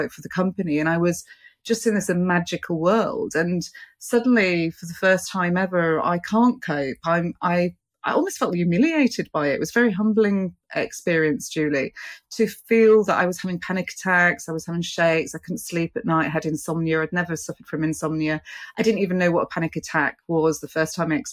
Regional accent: London, United Kingdom; I'm here as a British representative today. I'm here from the UK, London

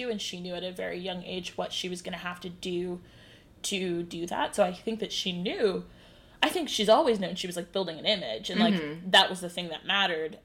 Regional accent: Cleveland, Ohio, United States; now in Charleston, United States; I'm from Cleveland

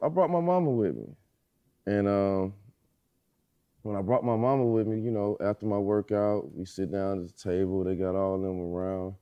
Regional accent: Illinois, United States; I'm from Illinois. Just won Mister Basketball in Illinois

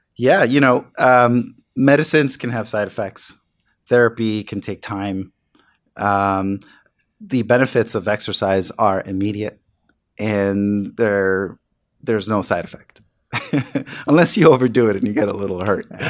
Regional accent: New York City, New York, United States; growing up in the South Bronx

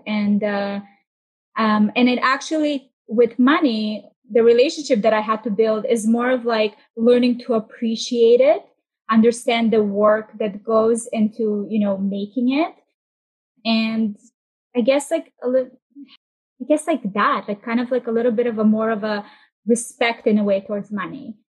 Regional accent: Israel; moved away; also born or lived in Russia; I grew up in Israel. We moved uh, to Tel Aviv and we just started moving around every year.

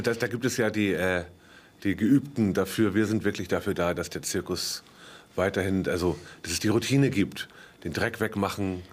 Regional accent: Northern Germany, Germany; als Norddeutscher so ein bisschen mehr dem Meer zugewandt bin

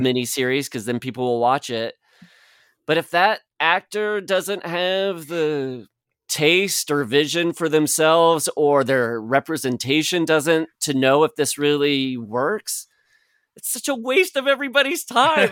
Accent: Midwest, United States; moved away; growing up in the Midwest

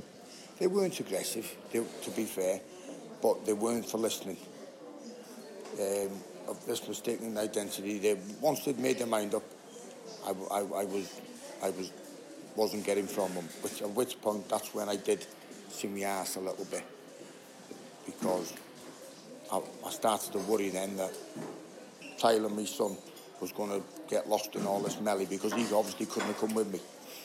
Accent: Wrexham, Wales, United Kingdom

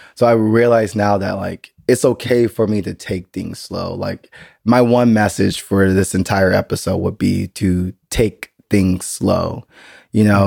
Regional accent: United States; now in Berlin, Germany; I am still an American

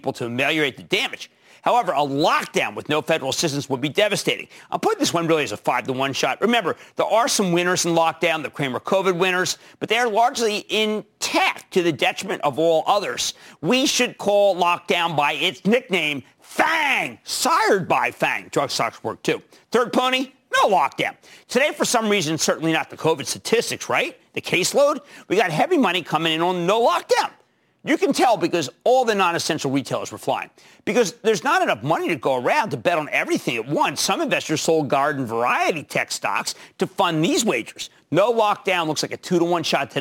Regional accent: Philadelphia, Pennsylvania, United States; because I'm from Philadelphia

